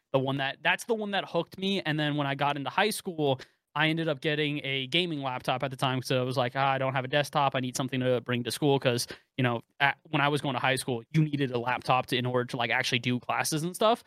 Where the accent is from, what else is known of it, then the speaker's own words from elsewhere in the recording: Bay Area, California, United States; I grew up in the Bay Area